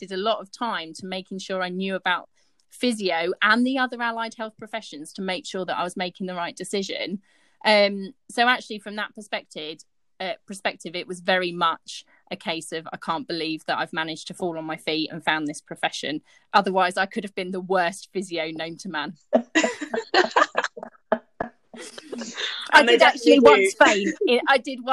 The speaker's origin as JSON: {"language": "English", "town": "Henley-on-Thames", "region": "South East England", "country": "United Kingdom", "also_born_or_lived": "Sheffield", "moved": "as an adult", "said": "I've just moved lock, stock and barrel. Up to Sheffield. I come from Henley-on-Thames"}